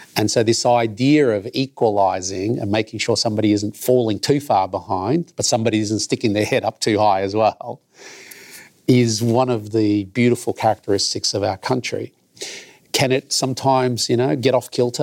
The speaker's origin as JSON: {"language": "English", "town": "Melbourne", "region": "Victoria", "country": "Australia", "tie": "born or raised there", "said": "I grew up in Carlton, the great multicultural melting pot in Australia, in my view. It was absolutely wonderful to grow up here in Melbourne."}